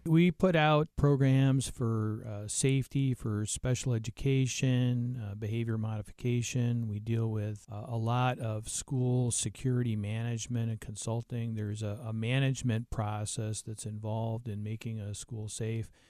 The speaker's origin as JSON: {"language": "English", "region": "New Mexico", "country": "United States", "said": "I'm from New Mexico, so I, I work, uh, in the Southwest"}